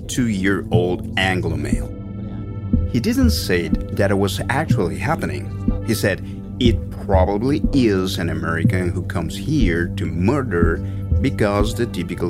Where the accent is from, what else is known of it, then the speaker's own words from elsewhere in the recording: Ciudad Juarez, Chihuahua, Mexico; also born or lived in United States; I'm originally from Ciudad Juarez. I went to get a master's degree, then I finished studying and came back. I got some job offers in Monterrey, but I'm from here, so I came to Ciudad Juarez